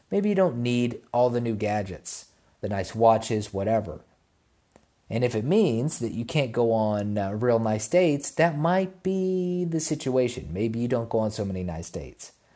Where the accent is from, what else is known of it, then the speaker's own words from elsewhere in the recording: United States; I was born in America